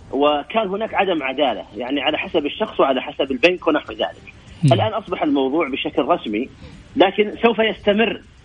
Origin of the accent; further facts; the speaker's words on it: Saudi Arabia; عندنا في السعوديه